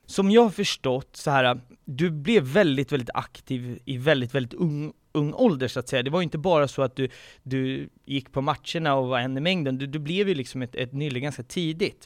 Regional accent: Haninge, Stockholm County, Sweden; Jag är själv uppvuxen i Haninge

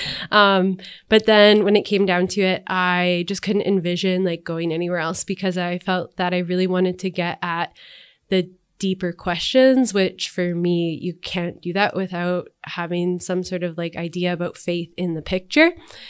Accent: Edmonton, Alberta, Canada; I grew up in Edmonton on the north side.

